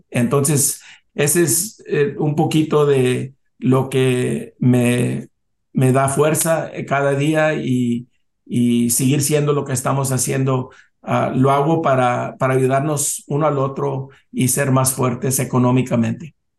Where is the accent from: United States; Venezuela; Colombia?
United States; Weslaco, Texas; yo me nací, crié en Texas, en Sur Texas, 90% de la población es latina